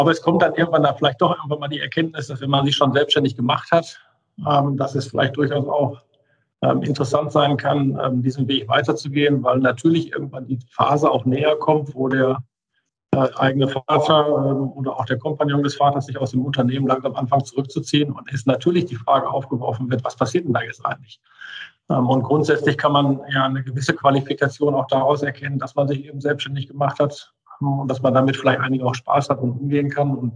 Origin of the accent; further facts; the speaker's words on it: Essen, North Rhine-Westphalia, Germany; bei mir ist es tatsächlich so, dass ich auch aus Essen komme. Also ich bin hier in Essen geboren, habe auch äh, mein Leben in Essen verbracht